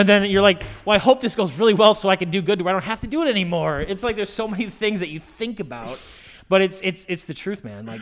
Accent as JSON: {"language": "English", "town": "Tucson", "region": "Arizona", "country": "United States", "tie": "born or raised there", "moved": "yes", "lives_now": "New York, United States", "said": "I grew up in Tucson. It was like 70 miles away from the border"}